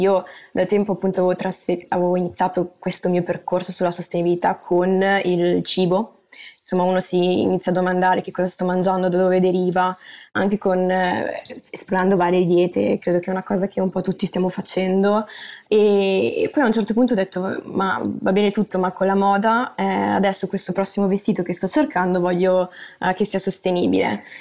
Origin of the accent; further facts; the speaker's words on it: Milan, Lombardy, Italy; moved away as an adult; now in Netherlands; io sono nata e cresciuta a Milano